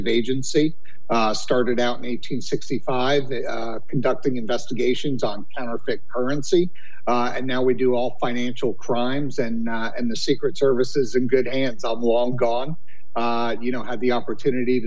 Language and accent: English; New York City, New York, United States; I'm a New Yorker